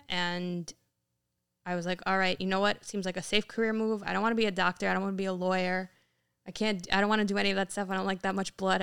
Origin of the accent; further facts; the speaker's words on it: Yonkers, New York, United States; we grew up in Yonkers. Uh, as a kid, we moved up closer in the suburbs